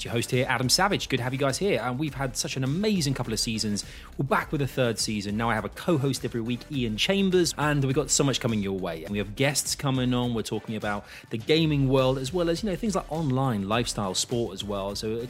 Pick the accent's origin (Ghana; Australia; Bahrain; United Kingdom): United Kingdom; London; I'm a Londoner.